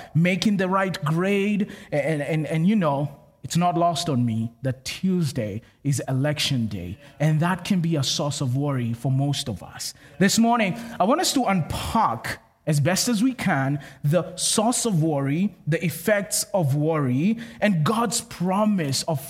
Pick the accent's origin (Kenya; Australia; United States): Kenya; moved away; I'm from Kenya, which is in Africa